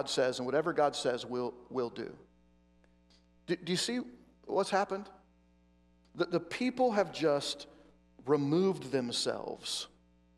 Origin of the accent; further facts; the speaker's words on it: Oregon, United States; I grew up in Oregon